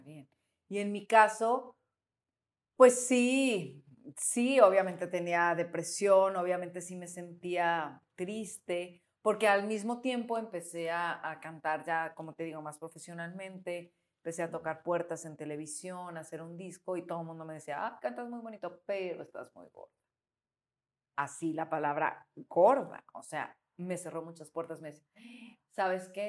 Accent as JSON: {"language": "Spanish", "region": "Colima", "country": "Mexico", "tie": "born or raised there", "moved": "yes", "lives_now": "Guadalajara, Mexico", "said": "yo vivía en Colima, nací aquí en Guadalajara, pero mi papá trabajaba en Colima y se fueron mis papás recién casados allá, ¿no? Y pues mi infancia fue en Colima."}